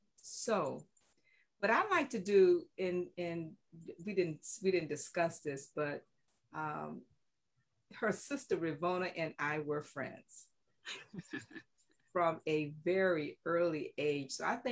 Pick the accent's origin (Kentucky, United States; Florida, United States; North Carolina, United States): Florida, United States; Riviera Beach; We're also from Riviera Beach, so I have to, you know, hashtag I am Riviera Beach.